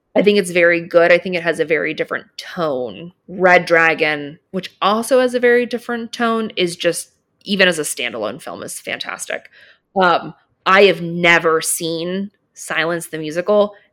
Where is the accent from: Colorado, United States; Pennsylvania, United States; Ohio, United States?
Pennsylvania, United States; Philadelphia; I grew up in Philly, so a little farther from New York